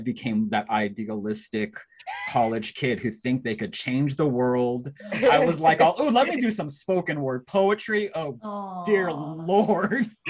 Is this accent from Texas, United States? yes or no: yes; Texas, United States; It's like growing up in Texas, right?